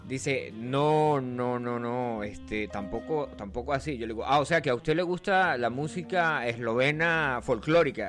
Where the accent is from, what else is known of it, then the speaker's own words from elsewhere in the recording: Venezuela; originalmente, yo soy de un pueblo de Venezuela que no aparece en el mapa, se llama el Yauri